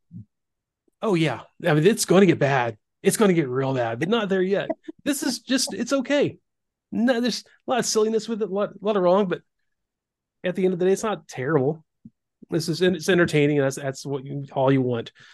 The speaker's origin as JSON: {"language": "English", "region": "the South", "country": "United States", "tie": "born or raised there", "said": "growing up in the South"}